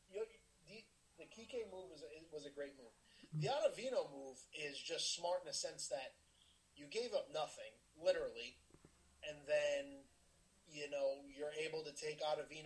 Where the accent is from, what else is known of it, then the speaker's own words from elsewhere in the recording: New York, United States; we're from New York